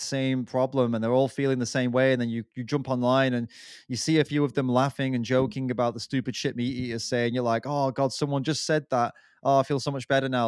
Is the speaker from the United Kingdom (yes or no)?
yes; England, United Kingdom; we're both English